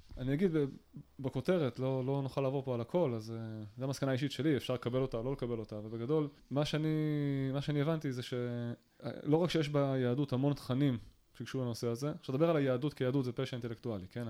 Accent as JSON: {"language": "Hebrew", "town": "Kiryat Tiv'on", "region": "Northern District", "country": "Israel", "tie": "born or raised there", "said": "כשאני גדלתי בקריית טבעון בשנות ה-90 פחות או יותר"}